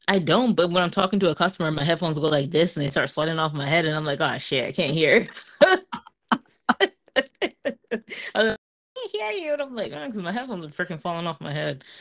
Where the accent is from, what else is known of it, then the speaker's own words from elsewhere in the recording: Montville, United States; growing up in Montville, I fucking loved my neighbors